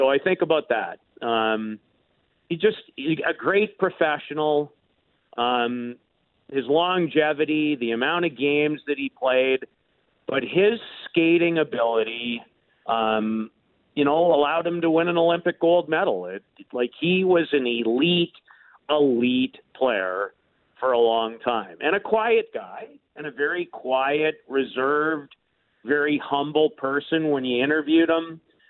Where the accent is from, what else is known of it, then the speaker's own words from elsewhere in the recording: Saskatoon, Saskatchewan, Canada; Growing up in Saskatoon